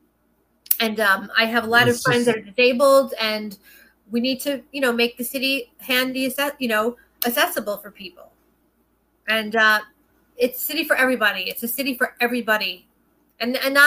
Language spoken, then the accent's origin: English; New York City, New York, United States; I'm a New Yorker, it's in my blood. I've traveled the country. I've been blessed to be able to work in almost every state of the union, but New York is my home. It's my blood. I'm a Brooklyn girl through and through